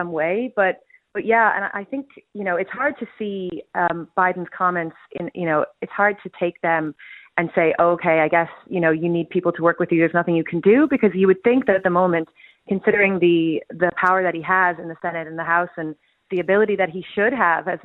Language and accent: English; Miami, Florida, United States; now in Ireland; I'm originally from Miami